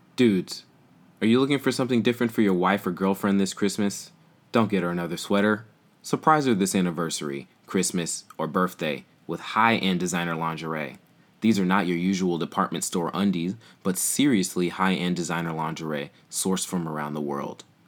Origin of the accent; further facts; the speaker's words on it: Oakland, California, United States; I grew up in the Bay Area in Oakland